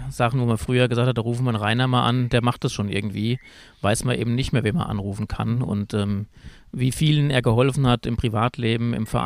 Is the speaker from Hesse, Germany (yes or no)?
yes; Wölfersheim, Hesse, Germany; du bist aus Melbach, ich bin aus Wölfersheim-Södel